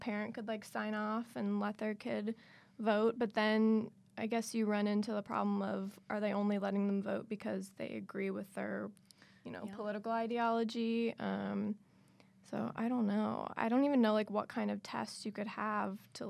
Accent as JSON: {"language": "English", "town": "Cincinnati", "region": "Ohio", "country": "United States", "said": "when I was in high school, I'm from Cincinnati"}